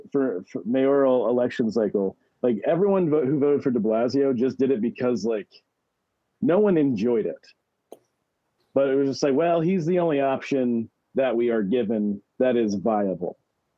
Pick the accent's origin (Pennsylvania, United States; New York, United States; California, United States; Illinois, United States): New York, United States; New York City; we, as New Yorker, well, as a voting New Yorker.